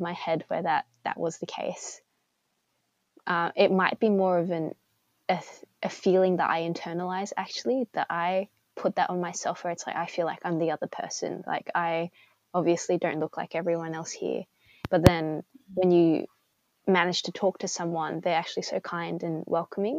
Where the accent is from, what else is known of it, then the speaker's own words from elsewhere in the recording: Sydney, New South Wales, Australia; I was from Sydney